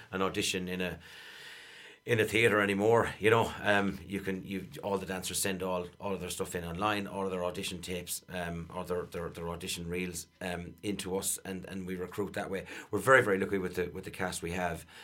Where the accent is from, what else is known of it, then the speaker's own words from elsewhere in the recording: Ireland; us as Irish people